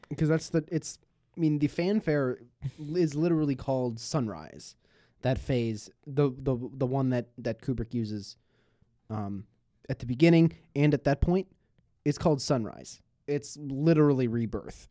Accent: Buffalo, New York, United States; moved away; my hometown

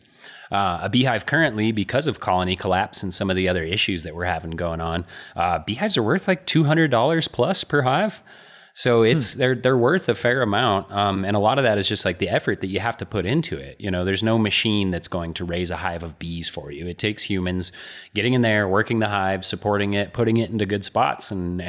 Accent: Albuquerque, New Mexico, United States; I grew up in Albuquerque

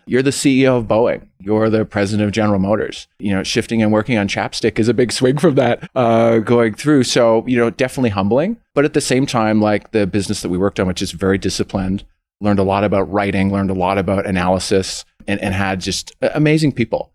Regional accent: Scarborough, Ontario, Canada; I, was born and raised in Scarborough, went to high school there

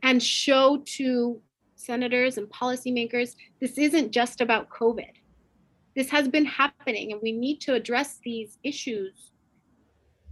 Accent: Puerto Rico; I'm from Puerto Rico

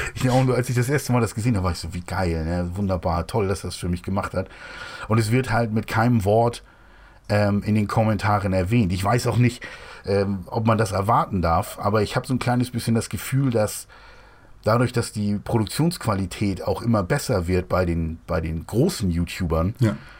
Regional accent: Hamburg, Germany; Ich komme ja eigentlich aus Hamburg

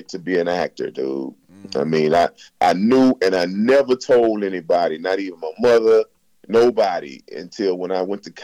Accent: Galveston, Texas, United States; I grew up on an island, man. Galveston, Texas is an island surrounded by water

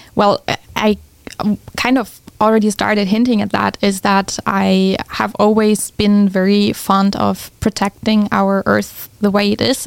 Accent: Germany; moved away as an adult; also born or lived in California; I'm originally from Germany, which many people um, have a hard time to believe, but I grew up there.

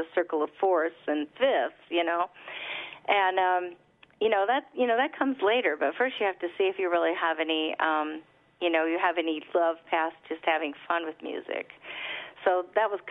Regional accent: United States; grew up on the Mississippi

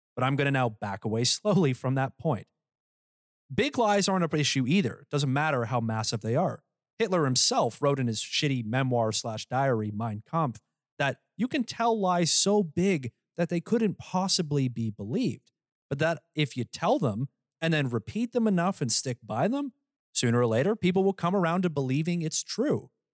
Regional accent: Canada; I'm Canadian

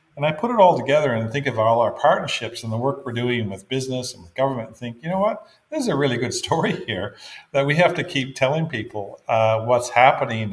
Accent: Fredericton, New Brunswick, Canada; moved away as an adult; I was born in Fredericton, absolutely. grew up, I grew up in Fredericton.

